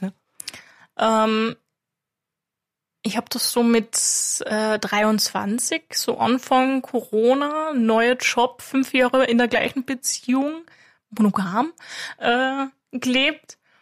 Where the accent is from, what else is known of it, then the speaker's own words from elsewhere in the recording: Klagenfurt, Carinthia, Austria; Ich bin aus Klagenfurt